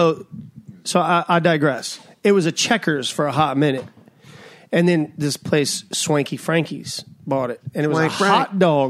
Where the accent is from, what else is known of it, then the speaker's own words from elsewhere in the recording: Pawleys Island, South Carolina, United States; I'm from Pawleys Island. I'm from Pawleys Island, which we didn't grow up with fast food at all.